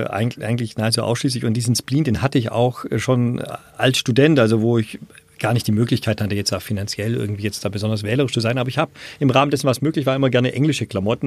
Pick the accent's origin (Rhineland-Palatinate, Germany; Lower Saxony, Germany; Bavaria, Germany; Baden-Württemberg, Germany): Baden-Württemberg, Germany; Riedlingen; also born or lived in Erlangen; Bin dann aber aufgewachsen in Riedlingen, eine kleine Stadt an der Donau